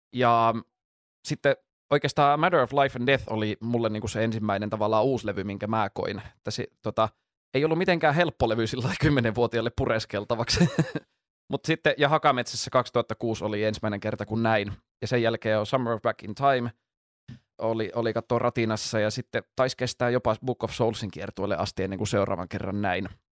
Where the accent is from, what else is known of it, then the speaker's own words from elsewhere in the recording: Jyväskylä, Central Finland, Finland; moved away as an adult; now in Helsinki, Finland; 25 vuotta siellä asuin, mutta nyt muutin tuohon Itä, Itä-Pasilaan puolitoista vuotta sitten